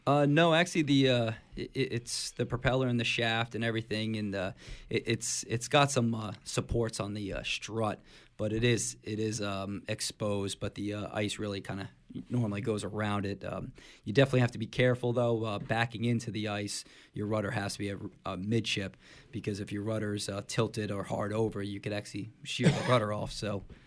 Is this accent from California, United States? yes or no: no; Middletown, New Jersey, United States; I grew up in, uh, Middletown, New Jersey